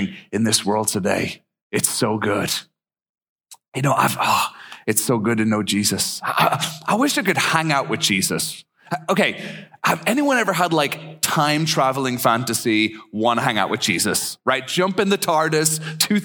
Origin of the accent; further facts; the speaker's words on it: Ireland; also born or lived in East Tennessee / Japan; now in Minnesota, United States; I'm actually from Ireland originally, and I've been in Minnesota a long, long time now.